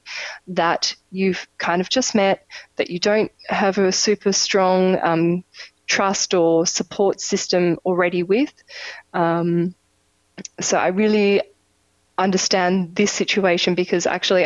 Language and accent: English; Australia; moved away; also born or lived in Europe; I'm Australian, I go home.